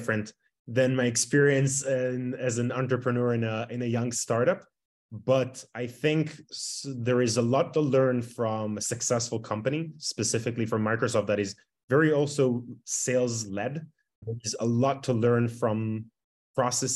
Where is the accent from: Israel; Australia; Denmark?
Israel; Tel Aviv, Tel Aviv District; born and raised in Tel Aviv, Israel.